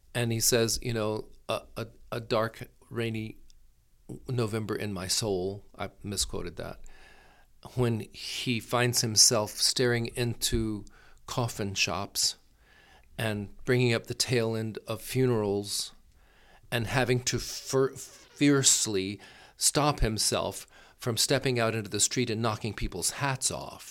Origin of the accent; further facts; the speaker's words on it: Gulf Coast, Florida, United States; now in Palo Alto, United States; I was born and raised in Florida